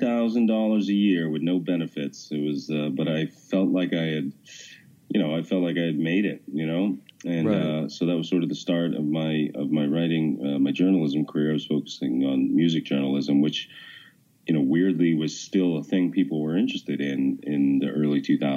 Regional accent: Massachusetts, United States; also born or lived in New York / Washington, D.C.; I live, just outside of Boston now, mm-hmm. and I've lived in Massachusetts. I grew up here

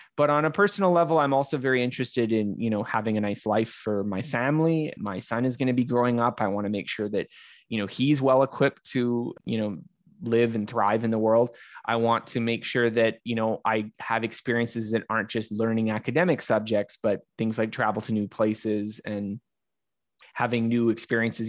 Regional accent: Canada; I'm Canadian

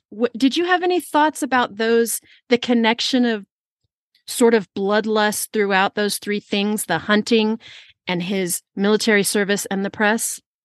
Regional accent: California, United States; I'm from California

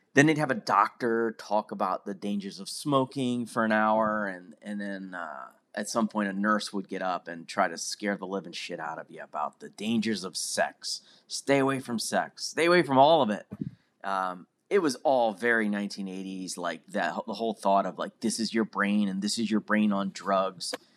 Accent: Pennsylvania, United States; I was a kid growing up in Pennsylvania

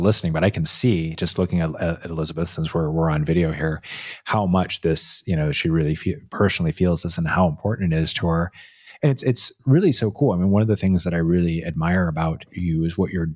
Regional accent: Santa Cruz, California, United States; I grew up in Santa Cruz

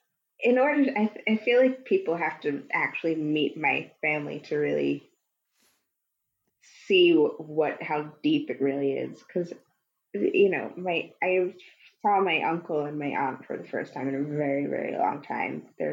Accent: New York City, New York, United States; He's from Staten Island. I'm from Manhattan.

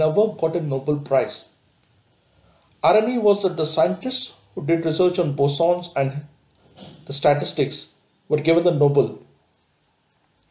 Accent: India; we as an Indian

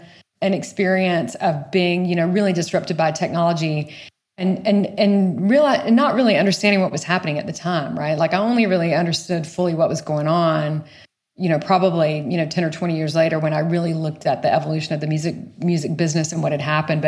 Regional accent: a small town outside of Savannah, Georgia, United States; I grew up in the rural South

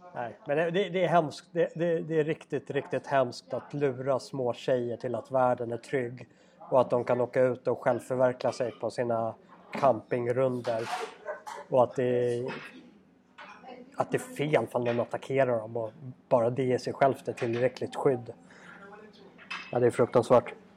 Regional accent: Sweden; vi andra övriga svenskar

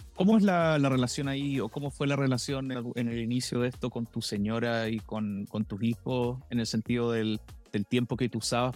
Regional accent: Valdivia, Los Ríos, Chile; moved away; also born or lived in Canada; yo soy de Valdivia

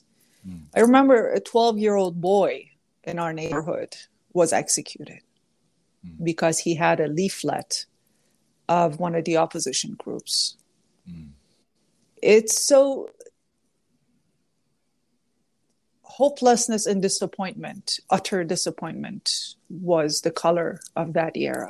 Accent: southwestern Iran, Iran; now in Toronto, Canada; I was born in a war zone, essentially, in southwestern Iran, bordering Iraq.

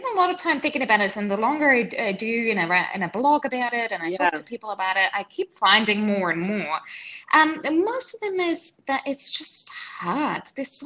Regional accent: New Zealand; moved away as an adult; also born or lived in Switzerland / New York City; now in Singapore; So I grew up in New Zealand, and then I lived in Switzerland, then I lived in New York City, and now I'm in Singapore

